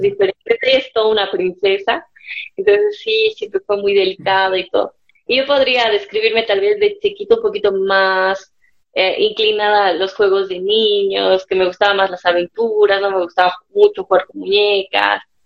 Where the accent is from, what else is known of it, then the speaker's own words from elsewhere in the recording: Cochabamba, Bolivia; nací en Cochabamba, tengo una hermana melliza